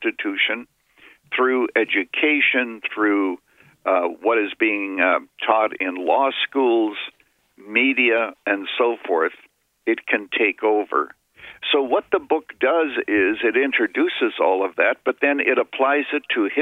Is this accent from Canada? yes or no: yes; Canada; I was a boy growing up in Canada